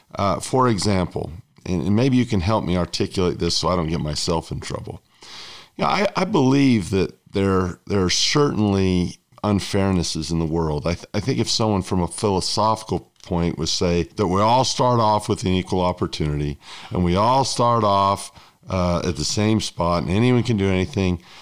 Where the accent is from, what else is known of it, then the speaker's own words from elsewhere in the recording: United States; my home country, the United States